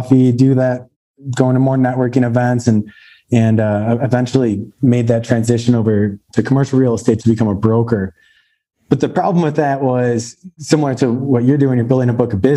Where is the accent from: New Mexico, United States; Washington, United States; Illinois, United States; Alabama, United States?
Illinois, United States; Chicago suburbs; moved away as an adult; now in Denver, United States; I grew up born and raised in Chicago suburbs